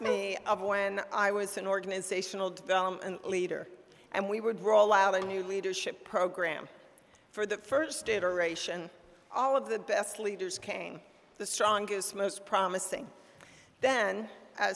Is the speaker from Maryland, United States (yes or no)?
yes; Frostburg, Maryland, United States; I was born in Frostburg, a small town in western Maryland